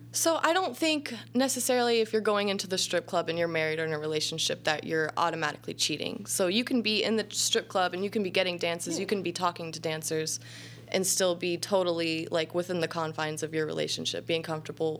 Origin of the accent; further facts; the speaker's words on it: Southern Illinois, United States; I grew up all over like Southern Illinois, like mm. anywhere between Effingham and Carbondale